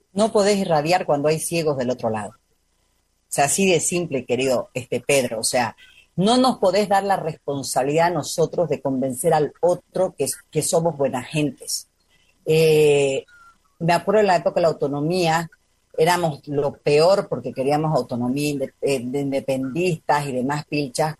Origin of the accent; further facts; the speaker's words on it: Santa Cruz, Bolivia; Nos han acomplejado a nosotros los cruceños